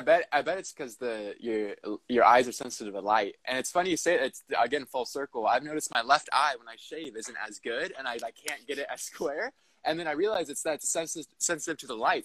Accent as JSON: {"language": "English", "region": "Southern California", "country": "United States", "tie": "born or raised there", "also_born_or_lived": "Los Angeles", "moved": "as an adult", "lives_now": "Portland, United States", "said": "I was born in Southern California and then lived in Los Angeles for several years"}